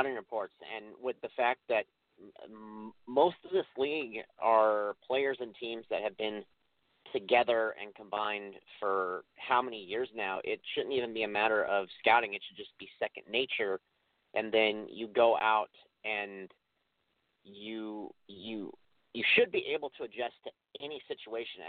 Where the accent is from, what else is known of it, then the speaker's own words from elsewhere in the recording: Seattle, Washington, United States; I'm from Seattle